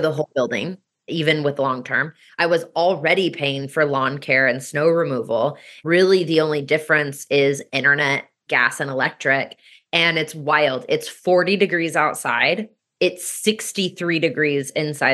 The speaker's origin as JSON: {"language": "English", "town": "Kansas City", "country": "United States", "tie": "born or raised there", "also_born_or_lived": "New Zealand", "moved": "yes", "lives_now": "Omaha, United States", "said": "I grew up in Kansas City."}